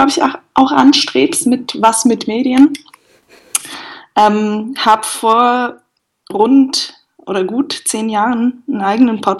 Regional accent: Bern, Switzerland; born there; also born or lived in Lucerne; Gebürtig bin ich aus dem Berner Umland.

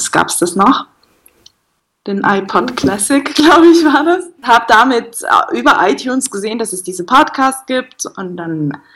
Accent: Bern, Switzerland; born there; also born or lived in Lucerne; Gebürtig bin ich aus dem Berner Umland.

